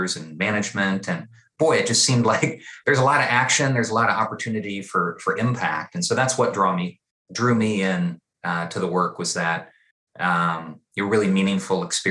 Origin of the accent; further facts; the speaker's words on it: East Peoria, Illinois, United States; I got into this work growing up in East Peoria, Illinois